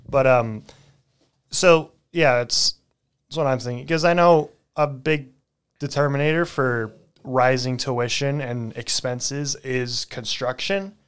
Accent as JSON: {"language": "English", "town": "McMinnville", "region": "Oregon", "country": "United States", "tie": "born or raised there", "also_born_or_lived": "Salem, Oregon", "moved": "as an adult", "said": "I was born and raised there"}